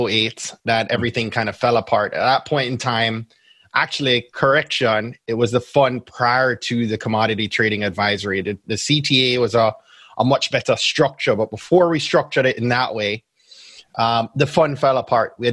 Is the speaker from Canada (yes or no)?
no; Jamaica; accent: Jamaican; I'm Jamaican